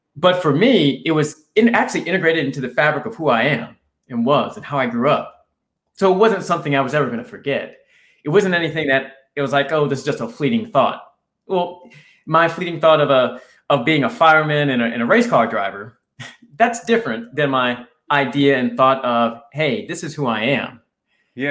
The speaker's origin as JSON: {"language": "English", "area": "right outside Washington D.C.", "region": "Virginia", "country": "United States", "tie": "born or raised there", "said": "I grew up in in Virginia, right outside Washington D.C. Uh, here in the U.S."}